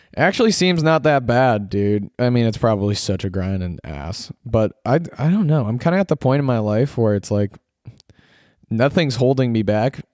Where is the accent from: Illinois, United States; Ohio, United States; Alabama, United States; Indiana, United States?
Illinois, United States; suburbs of; born or raised there; moved away as an adult; also born or lived in Syracuse, New York; now in Los Angeles, United States